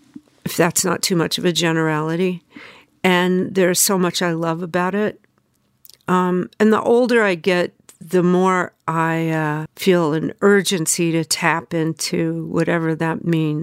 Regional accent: Memphis, Tennessee, United States; born there; And you know, Memphis is really powerful to me. I was born in Memphis, and Sun Records is still there.

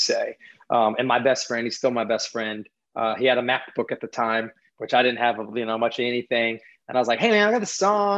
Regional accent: Hendersonville, North Carolina, United States; Hendersonville, North Carolina

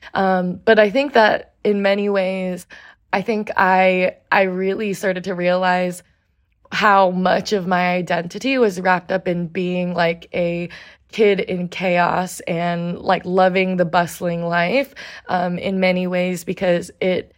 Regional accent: Portland, Oregon, United States; also born or lived in New York City; I spent the first 9 years of my life more or less living full-time in New York City. And when I was 9, my mom moved my sisters and I out to Portland, Oregon

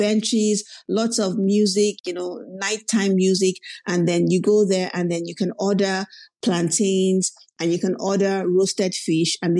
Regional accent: Port Harcourt, Rivers State, Nigeria; moved away as an adult; now in Netherlands; I was raised in Port Harcourt

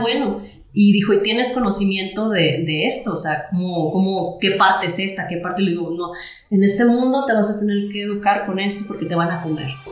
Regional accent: Rioverde, San Luis Potosí, Mexico; moved away as an adult; yo soy de Río Verde

